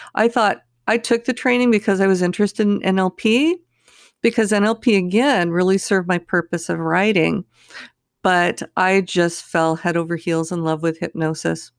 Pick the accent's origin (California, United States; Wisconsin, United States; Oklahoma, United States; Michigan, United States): California, United States; I grew up in California